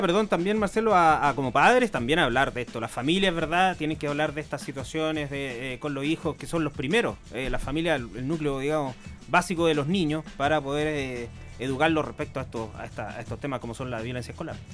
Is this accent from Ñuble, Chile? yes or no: yes; Chillán, Ñuble, Chile; yo hace 30 años salí del Colegio Concepción